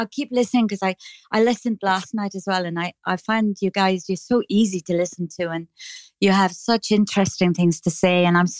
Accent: just south of Dublin, Leinster, Ireland; accent: Irish; I'm from the south. What's south the name of the city? I'm just south of Dublin.

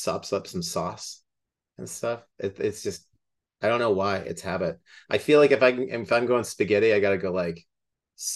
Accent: Alberta, Canada; I grew up in Alberta

